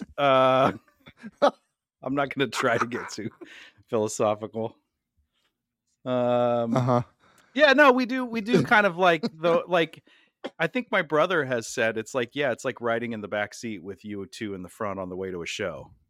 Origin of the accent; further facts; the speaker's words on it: Cedar Rapids, Iowa, United States; We're here from Cedar Rapids, Iowa.